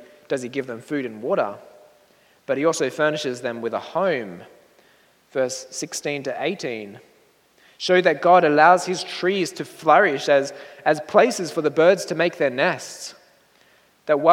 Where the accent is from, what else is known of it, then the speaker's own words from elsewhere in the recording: Australia; moved away; my hometown in Australia